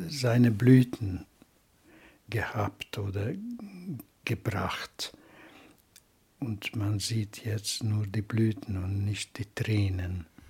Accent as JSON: {"language": "German", "country": "Hungary", "first_language": "Hungarian", "second_language": "German", "said": "ich schreibe immer als ungarischer Autor. Das ist meine Muttersprache."}